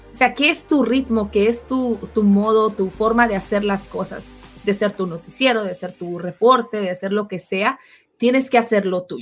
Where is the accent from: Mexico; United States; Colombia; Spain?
United States; California; born there; A mí me ha tocado en varias ocasiones porque yo nací en California, entonces a mí mi inglés es un poco más natural.